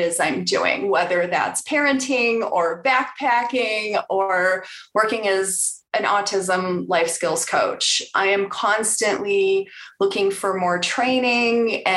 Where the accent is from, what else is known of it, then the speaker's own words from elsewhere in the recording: Bartlett, Illinois, United States; also born or lived in Chicago, Illinois / Elgin, Illinois; now in Denver, United States; I grew up in Chicago. I was a Southside girl, lived there till I was 7. And then my parents bought a house in the Northwest suburbs. So I lived in Bartlett and went to Elgin High School